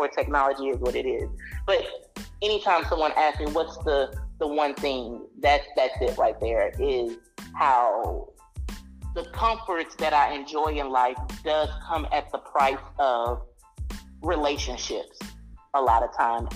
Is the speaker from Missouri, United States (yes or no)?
yes; St. Louis, Missouri, United States; moved away as an adult; me growing up in St. Louis